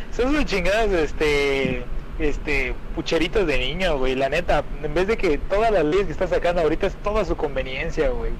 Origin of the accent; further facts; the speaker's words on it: Mexico; aquí en México nosotros